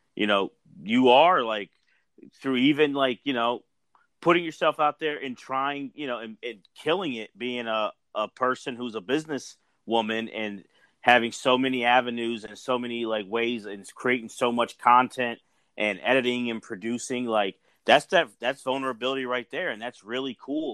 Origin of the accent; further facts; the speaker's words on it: Philadelphia, Pennsylvania, United States; I'm Philly. I'm from Philly.